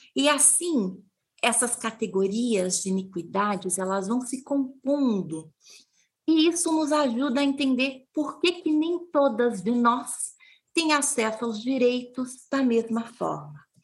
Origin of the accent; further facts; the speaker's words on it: interior of Paraná, Brazil; eu sou do interior do Paraná, eu sou bisneta, neta e filha de agricultoras.